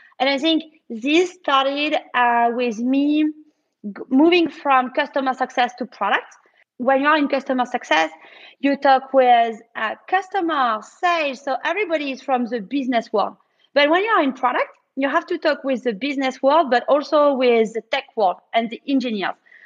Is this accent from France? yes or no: yes; France; when you are French